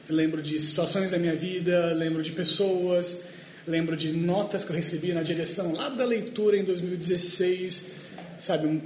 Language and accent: Portuguese; Espírito Santo, Brazil; moved away; Eu sou do Espírito Santo, é um lugar bem, bem pequeno.